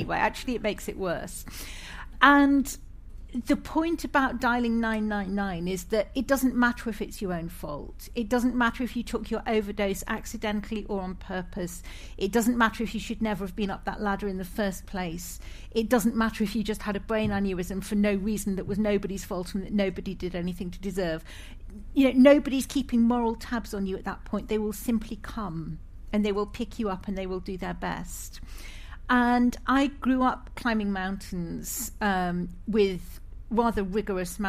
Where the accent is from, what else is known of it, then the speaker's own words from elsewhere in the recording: Scotland, United Kingdom; moved away; also born or lived in England / Ireland; I'm Scottish by birth